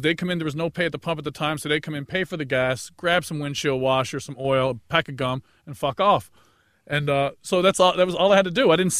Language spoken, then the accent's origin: English; Newfoundland and Labrador, Canada; moved away as an adult; also born or lived in South Korea; loved comedy growing up in Newfoundland.